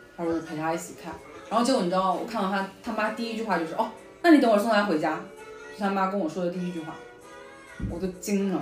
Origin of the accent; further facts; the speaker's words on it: China; now in New York, United States; 我们中国人对这些东西不了解呀